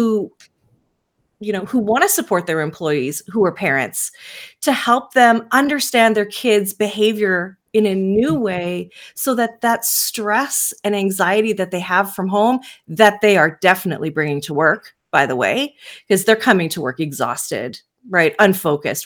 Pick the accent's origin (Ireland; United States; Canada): Canada; I'm Canadian, so here in Canada